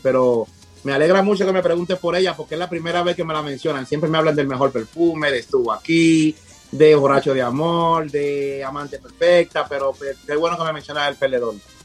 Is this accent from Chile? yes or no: no; Dominican Republic; also born or lived in Punta Cana; somos dominicanos